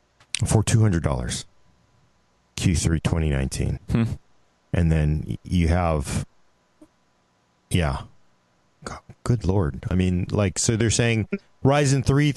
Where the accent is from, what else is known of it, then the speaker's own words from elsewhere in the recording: United States; as an American.